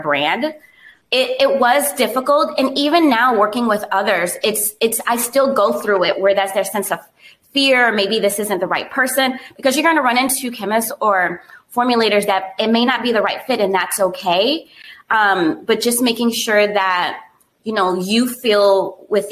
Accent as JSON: {"language": "English", "region": "South Florida", "country": "United States", "tie": "born or raised there", "also_born_or_lived": "Miami", "said": "growing up in South Florida where there's diversity everywhere"}